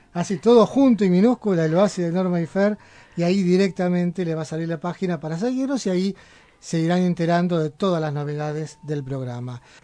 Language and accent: Spanish; Buenos Aires, Argentina; now in Berisso, Argentina; Yo nací en un barrio que realmente tiene algún cierto parentesco con Berizo, que es ahora mi ciudad adoptiva. Yo soy del barrio de Mataderos, en Capital Federal